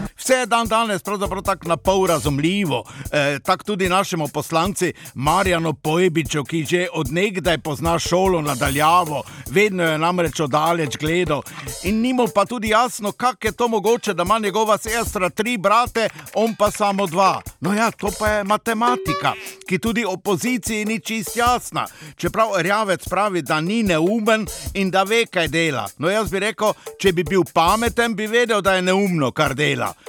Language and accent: Slovenian; Slovenia; Smo pa Slovenci